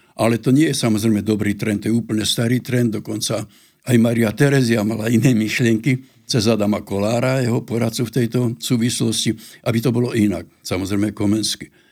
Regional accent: Slovakia; u nás na Slovensku

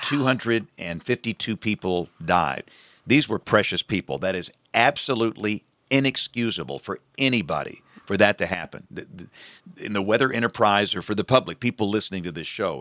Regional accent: Greenville, Alabama, United States; I'm from Greenville, Alabama.

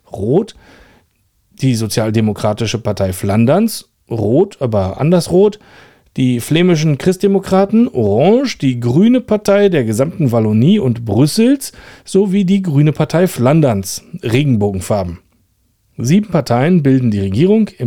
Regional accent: Rüdersdorf, Brandenburg, Germany; born there; Der heutige Super Superlativ, der kommt aus meinem Geburtsort Rüdersdorf.

